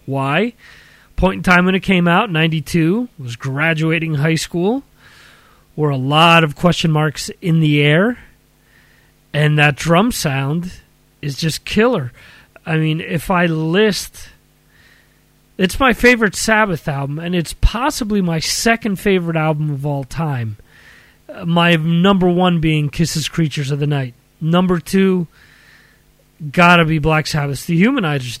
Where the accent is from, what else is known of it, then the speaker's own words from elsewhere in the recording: Dover, New Jersey, United States; my hometown of Dover, New Jersey